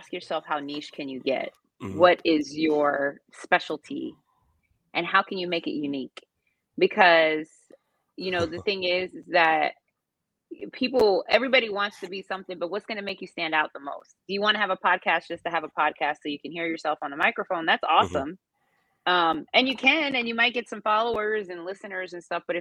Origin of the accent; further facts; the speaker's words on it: Reisterstown, Maryland, United States; now in Houston, United States; Baltimore, where I was raised in Reisterstown.